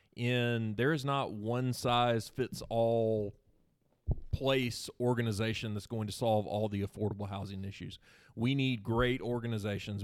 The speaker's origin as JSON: {"language": "English", "town": "Seneca", "region": "South Carolina", "country": "United States", "tie": "born or raised there", "also_born_or_lived": "Anderson, South Carolina", "said": "I born and raised in Seneca, South Carolina"}